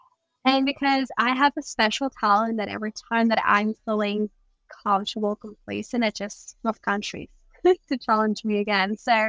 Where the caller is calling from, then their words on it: Bali, Indonesia; I'm in Bali, Indonesia.